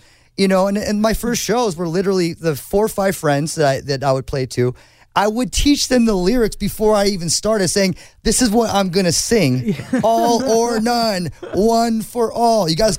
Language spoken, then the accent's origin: English; Newport Beach, California, United States; I grew up in Newport Beach. It's actually quite conservative. It's a beautiful place.